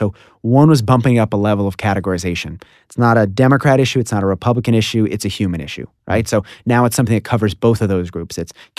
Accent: Washington, District of Columbia, United States; Washington, D.C.

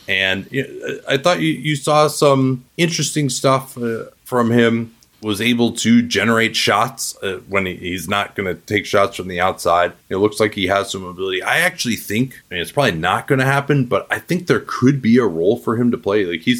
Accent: Midwest, United States; say that as a Midwesterner.

